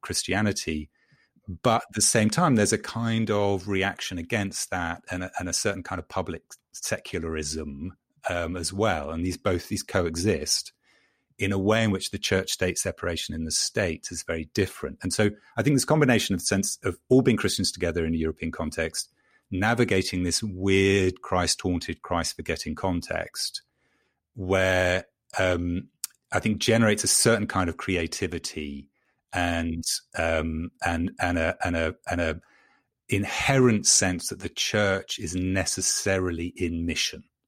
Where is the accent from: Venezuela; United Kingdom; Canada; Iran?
United Kingdom; London; moved away as an adult; now in North Carolina, United States; I'm a Londoner born and bred